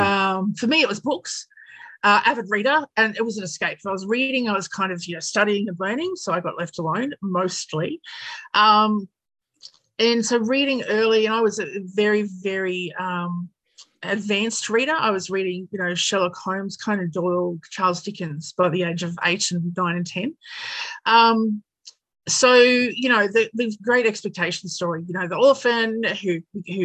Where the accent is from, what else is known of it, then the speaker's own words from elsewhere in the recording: Australia; I'm an Aussie, couple of generations now